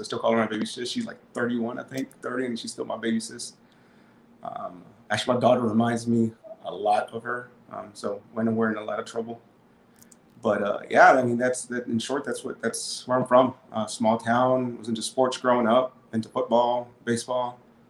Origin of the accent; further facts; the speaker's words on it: Kenedy, Texas, United States; So I'm actually from a little town in South Texas named Kennedy.